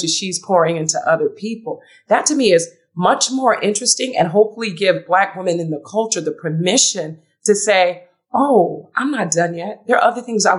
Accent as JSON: {"language": "English", "town": "Philadelphia", "region": "Pennsylvania", "country": "United States", "said": "I'm from Philly"}